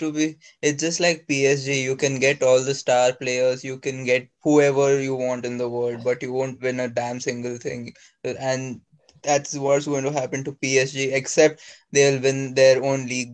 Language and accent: English; Nigeria; Nigeria, because I'm biased, it's my home country